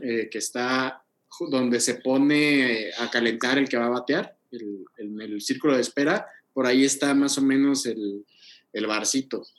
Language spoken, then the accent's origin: Spanish; Oaxaca, Mexico; yo que soy de Oaxaca